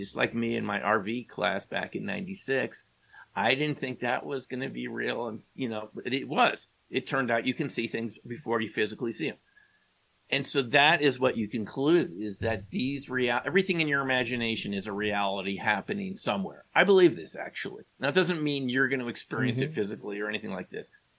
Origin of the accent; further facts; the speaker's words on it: New York, United States; when I grew up in New York, there was 1010 Winds